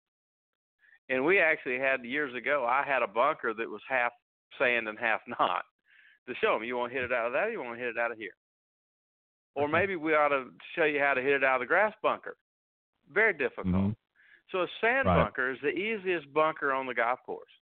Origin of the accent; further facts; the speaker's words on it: Northwest Florida, United States; I grew up in Northwest Florida